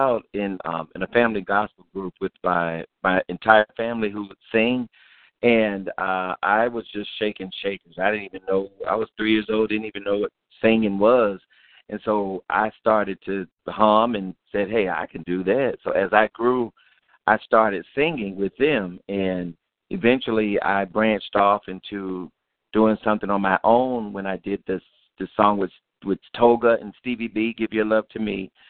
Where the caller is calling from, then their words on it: Atlanta, Georgia, United States; Calling from Atlanta